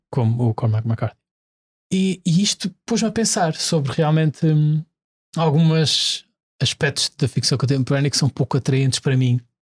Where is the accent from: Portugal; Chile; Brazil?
Portugal; Azores; E eu, enquanto ilhéu